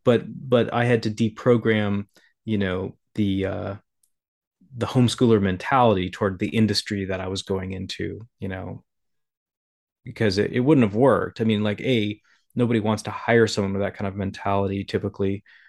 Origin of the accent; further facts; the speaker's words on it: South Dakota, United States; growing up in South Dakota